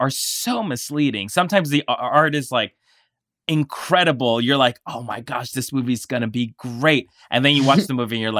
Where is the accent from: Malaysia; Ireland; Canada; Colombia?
Colombia; So I'm from Colombia, and where I'm from, one of my aunts owned a video store, a very, very small video store.